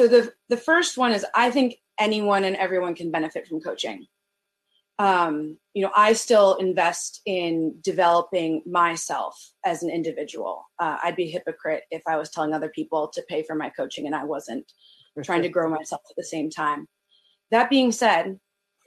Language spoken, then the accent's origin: English; Northern Virginia, United States; moved away as an adult; now in Baltimore, United States; I'm originally from Northern Virginia, but I came up to Baltimore for college